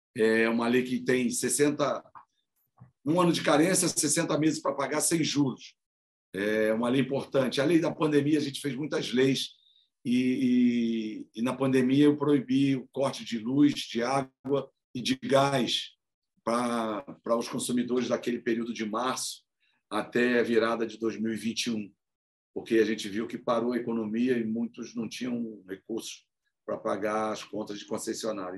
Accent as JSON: {"language": "Portuguese", "town": "Paracambi", "region": "Rio de Janeiro", "country": "Brazil", "tie": "born or raised there", "also_born_or_lived": "Nilópolis", "said": "eu nasci em Nilópolis e, muito novo, fui para Paracambi. Passei a minha infância e a minha juventude na cidade de Paracambi"}